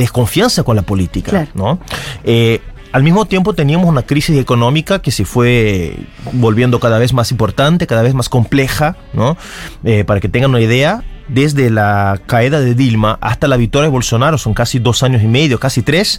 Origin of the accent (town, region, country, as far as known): Brazil